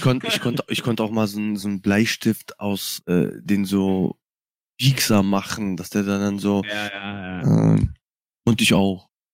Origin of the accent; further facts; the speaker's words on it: Cologne, North Rhine-Westphalia, Germany; ich komme ja aus Köln